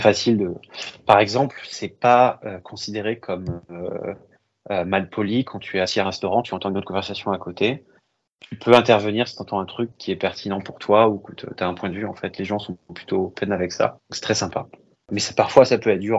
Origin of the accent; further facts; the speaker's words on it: Paris, Île-de-France, France; moved away as an adult; also born or lived in Berry / London / Toronto; now in New York, United States; j'ai grandi à Paris.